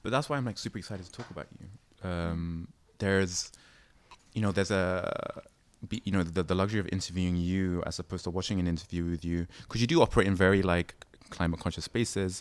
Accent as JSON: {"language": "English", "region": "London", "country": "United Kingdom", "tie": "born or raised there", "said": "me growing up in London"}